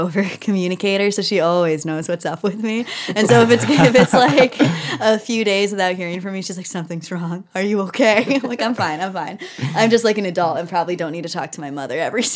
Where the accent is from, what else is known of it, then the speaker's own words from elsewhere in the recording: United States; moved away as an adult; also born or lived in Erie, Pennsylvania / Dallas, Texas / Western New York; now in Minneapolis, United States; I grew up in Pennsylvania and Texas